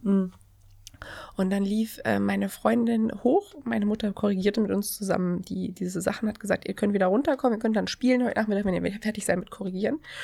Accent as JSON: {"language": "German", "town": "Erfurt", "region": "Thuringia", "country": "Germany", "tie": "born or raised there", "accent": "Erfurt dialect", "moved": "yes", "said": "ich komme ja ursprünglich aus Thüringen. Ich bin ja gebürtige Erfurterin"}